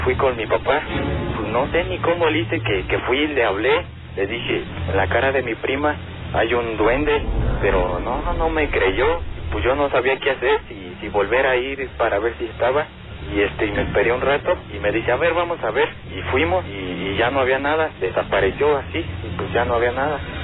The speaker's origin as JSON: {"language": "Spanish", "town": "Pátzcuaro", "region": "Michoacán", "country": "Mexico", "said": "yo soy de Pátzcuaro"}